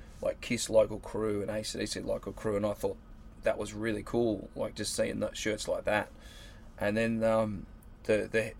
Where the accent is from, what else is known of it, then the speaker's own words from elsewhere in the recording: Warrnambool, Victoria, Australia; I come from Warrnambool